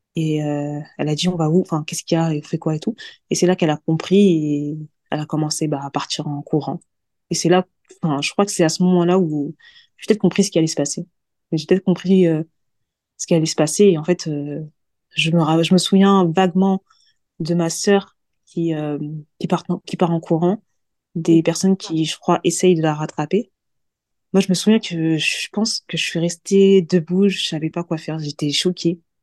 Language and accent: French; Senegal; Je suis sénégalaise d'ethnie mandingo.